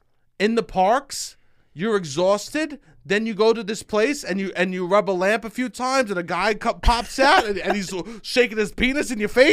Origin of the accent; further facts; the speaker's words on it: New York, United States; As a New Yorker, it's hard to tell.